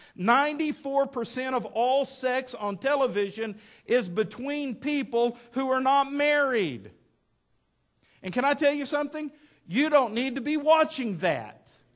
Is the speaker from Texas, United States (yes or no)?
yes; West Texas, United States; now in Fort Smith, United States; when I was a kid growing up in West Texas